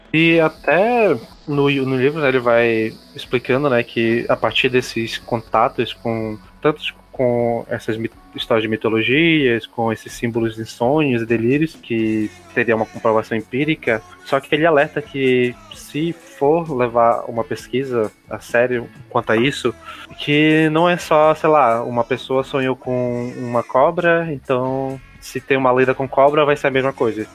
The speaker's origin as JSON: {"language": "Portuguese", "region": "Amazonas", "country": "Brazil", "accent": "amazonense", "said": "a palavra que a gente consegue mais ver o sotaque amazonense é quando a gente fala sensação"}